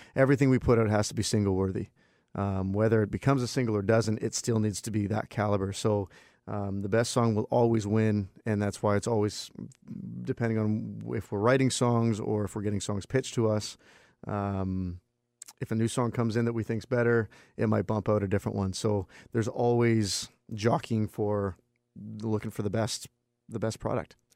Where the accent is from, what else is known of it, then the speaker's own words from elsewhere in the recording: Vancouver, British Columbia, Canada; my hometown